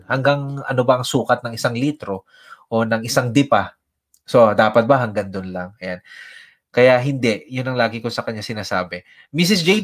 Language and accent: Tagalog; Philippines; moved away as an adult; also born or lived in Quezon City; umuwi ako sa Pilipinas